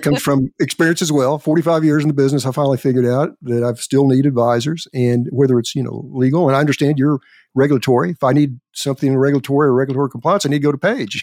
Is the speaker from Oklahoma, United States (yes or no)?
yes; Elk City, Oklahoma, United States; I was born and raised in Elk City, Oklahoma